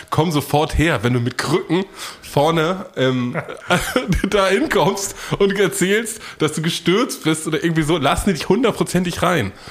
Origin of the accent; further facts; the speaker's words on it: United States; Ich komme aus den Staaten.